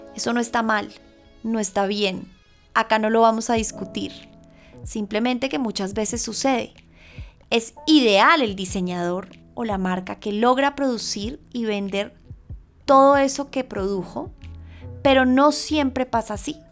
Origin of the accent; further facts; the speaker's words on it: Colombia; moved away as an adult; Colombia, que es el lugar en donde yo nací y crecí